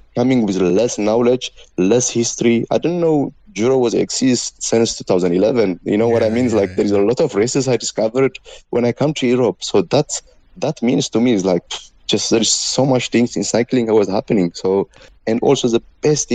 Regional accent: Ethiopia; English is a second language; moved away; I am from Africa. I from Ethiopia

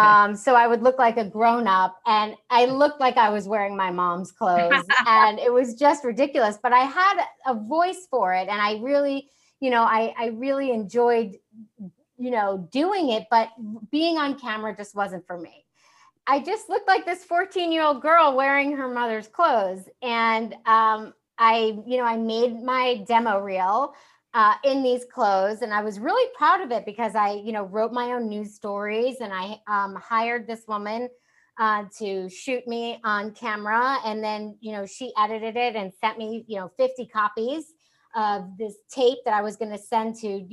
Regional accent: New York, United States; born or raised there

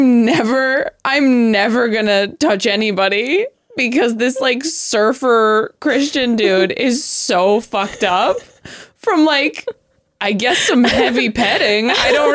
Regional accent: Modesto, California, United States; also born or lived in Stockton / Temecula; I grew up in Modesto.

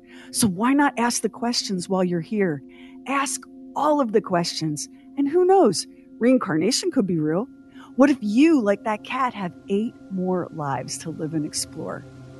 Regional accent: Wyoming, United States; Growing up in Northwest Wyoming, we saw so many puzzling things in the night sky.

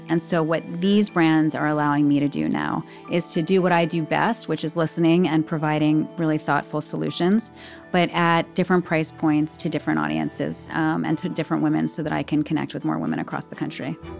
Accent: New York City, New York, United States; I was born on eighty-eighth Street. I, I grew up on eighty-eighth Street

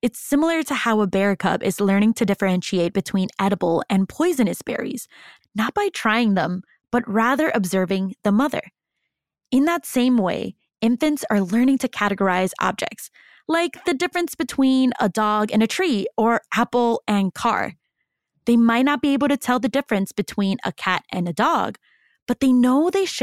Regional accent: Waukegan, Illinois, United States; Growing up in Waukegan myself, I had to learn that not everyone was Mexican like my family

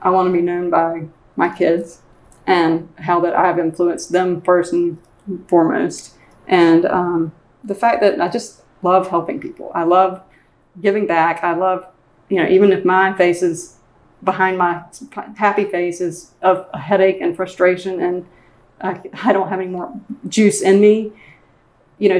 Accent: Winston-Salem, North Carolina, United States; I'm from Winston-Salem. And he actually also taught at one of the middle schools that I went to in Winston-Salem.

